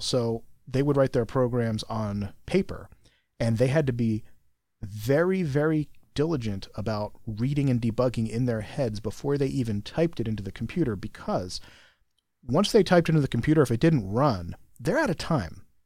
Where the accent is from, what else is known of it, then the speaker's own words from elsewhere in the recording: United States; I'm American